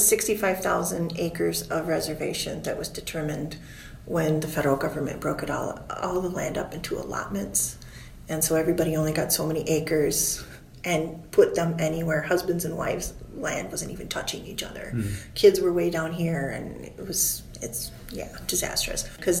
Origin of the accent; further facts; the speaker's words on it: Wisconsin Dells, Wisconsin, United States; also born or lived in Chicago, Illinois / Oneida reservation, Wisconsin; I was born in Chicago, finished growing up in the Dells area. I graduated from Webb High, worked in the Dells that summer, and met my hubby.